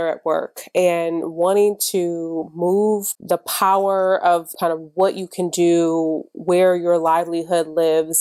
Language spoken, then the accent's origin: English; Michigan, United States; I'm from Michigan